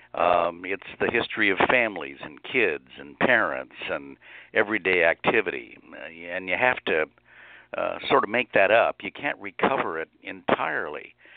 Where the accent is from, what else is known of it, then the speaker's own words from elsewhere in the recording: Lincoln, Nebraska, United States; now in Harrisburg, United States; I grew up in Lincoln, Nebraska, which was not a small town